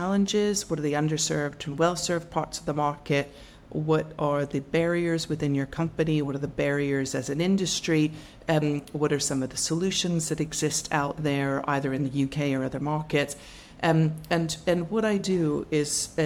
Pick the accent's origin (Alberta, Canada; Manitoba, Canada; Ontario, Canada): Ontario, Canada; Ottawa; moved away as an adult; also born or lived in Toronto / Boston / Tokyo; now in London, United Kingdom; I grew up in Ottawa